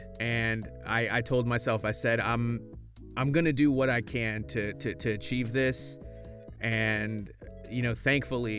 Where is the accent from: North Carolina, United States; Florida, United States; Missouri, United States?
Florida, United States; moved away as an adult; now in Texas, United States; I'm originally from Florida